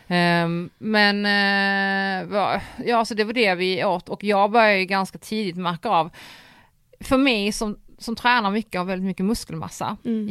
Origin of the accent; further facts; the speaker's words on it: Poland; now in Sweden; jag är polack